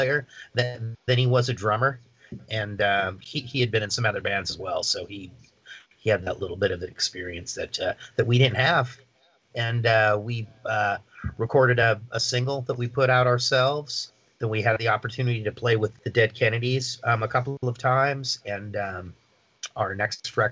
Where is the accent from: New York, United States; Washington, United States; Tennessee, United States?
Washington, United States; Seattle; I'm from Seattle